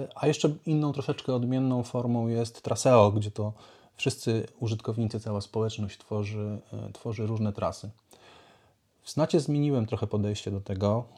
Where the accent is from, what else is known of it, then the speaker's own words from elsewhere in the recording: Lublin Voivodeship, Poland; also born or lived in Warsaw, Poland; now in Tricity, Poland; Pochodzę z Lubelszczyzny. Długo mieszkałem w Warszawie, tam pracowałem